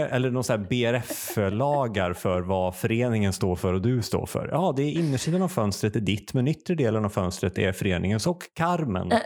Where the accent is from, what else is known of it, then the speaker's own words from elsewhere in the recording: Uppsala, Uppsala County, Sweden; som Uppsalabo